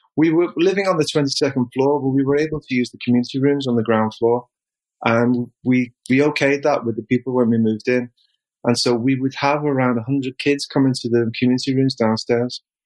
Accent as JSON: {"language": "English", "town": "Liverpool", "region": "North West England", "country": "United Kingdom", "moved": "as an adult", "lives_now": "Japan", "said": "I came from Liverpool. Um, I was penniless in Liverpool, couldn't get a job"}